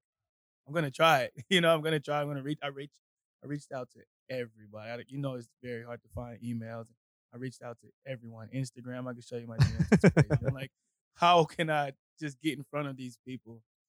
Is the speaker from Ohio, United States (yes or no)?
no; Houston, Texas, United States; moved away as an adult; also born or lived in Colorado; now in Austin, United States; I'm from Houston originally.